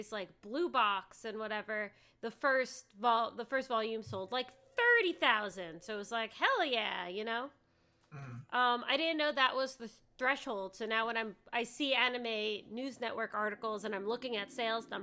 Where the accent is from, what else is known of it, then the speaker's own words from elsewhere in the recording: United States; I'm an American